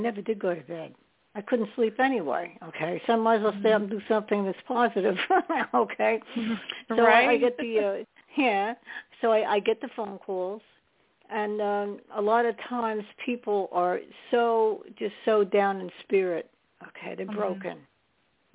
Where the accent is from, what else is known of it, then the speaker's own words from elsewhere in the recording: New York, United States; now in New Jersey, United States; I was living in New York at that time. I was born in New York.